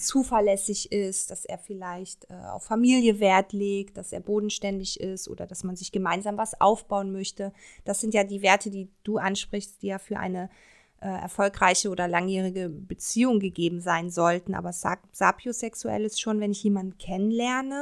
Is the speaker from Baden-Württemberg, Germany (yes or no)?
no; Cologne, North Rhine-Westphalia, Germany; ich komme ja auch aus Köln